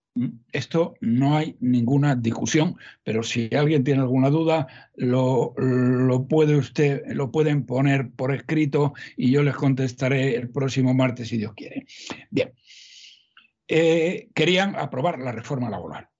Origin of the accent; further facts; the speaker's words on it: Salamanca, Castile and León, Spain; aunque yo soy de Salamanca, no soy paisano de todos, más soy de Salamanca.